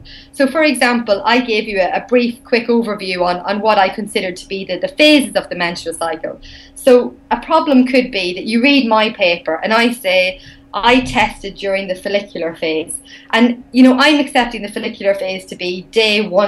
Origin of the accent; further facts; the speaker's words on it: Ireland; accent: Irish; my Irish accent